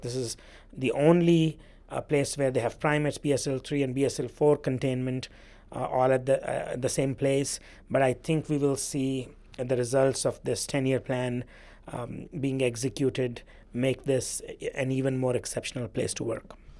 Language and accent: English; India; now in Louisiana, United States; I grew up in India, which is probably the country in the world that carries the biggest burden of T B.